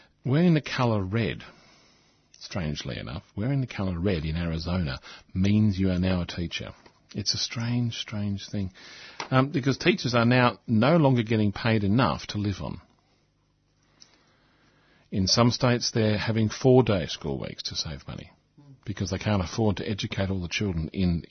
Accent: Australia

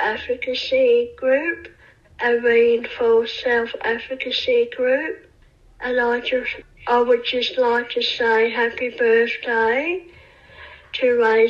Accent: South Africa; now in Australia; I'm a South African

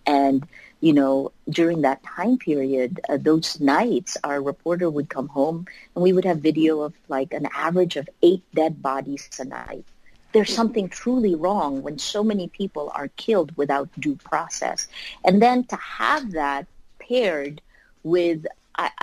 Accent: Philippines; as a Filipino citizen

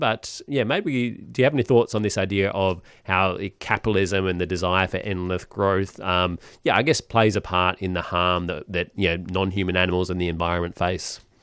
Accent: Perth, Western Australia, Australia; I'm from Perth

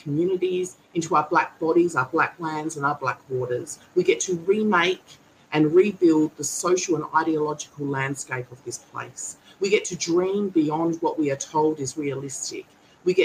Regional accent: Kaurna Yerta, South Australia, Australia; I'm a Gunditjmara woman born and raised on Kurna Yerra

